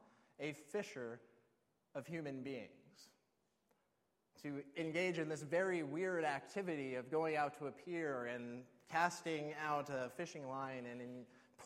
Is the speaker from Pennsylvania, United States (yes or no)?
no; Alaska, United States; I grew up in Alaska, and we do a lot of fishing there.